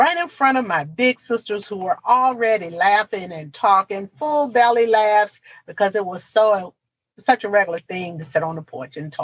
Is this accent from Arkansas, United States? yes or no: no; Portsmouth, Virginia, United States; my hometown, the city of Portsmouth, Virginia